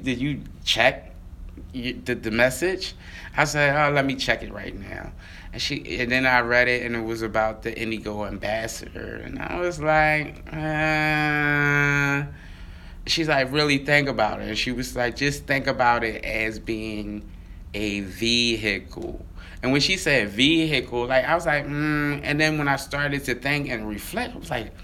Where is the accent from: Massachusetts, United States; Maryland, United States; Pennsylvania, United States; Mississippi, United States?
Pennsylvania, United States; Philadelphia; growing up in Mantua, we used to have bikes